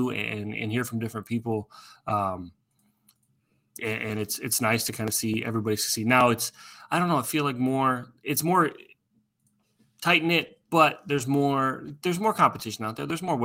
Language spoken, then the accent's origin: English; Iowa, Nebraska, Midwest, United States; I grew up in Iowa, Nebraska